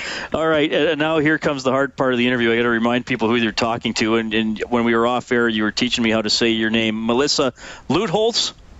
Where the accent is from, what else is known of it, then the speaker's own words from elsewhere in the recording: Evansburg, Alberta, Canada; It's nice to have another small-town Albertan on the show. I grew up in Evansburg.